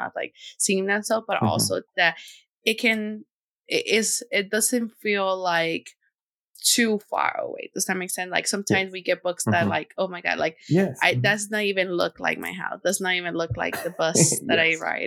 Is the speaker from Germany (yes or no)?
no; Tegucigalpa, Francisco Morazán, Honduras; I'm from Tegucigalpa